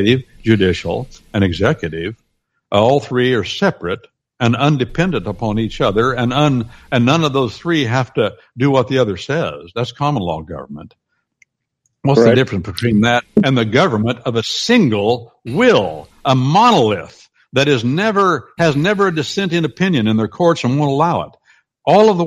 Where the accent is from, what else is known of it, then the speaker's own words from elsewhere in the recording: United States; where I grew up down on the Wabash River